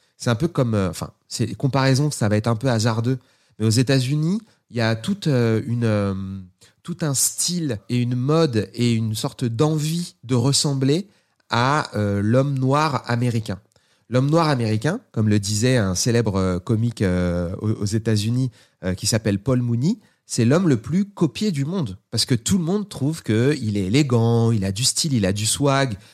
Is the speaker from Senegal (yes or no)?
no; Seine-Saint-Denis, Île-de-France, France